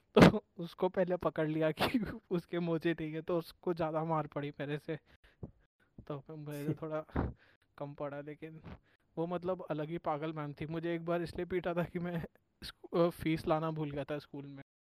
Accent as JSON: {"language": "Hindi", "region": "near the Chambal valley", "country": "India", "said": "मेरा गांव है ना बेसिकली वो उधर पे जो चंबल अम्बल का पूरा घाटी है हम्म, हम्म। उसके पास का है"}